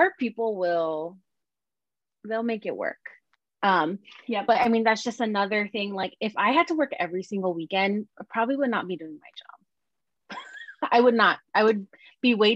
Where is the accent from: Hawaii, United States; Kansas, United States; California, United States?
Hawaii, United States; Oahu; moved away as an adult; And I grew up in Hawaii. Hawaii is a tiny little on Oahu, and everyone knows everybody.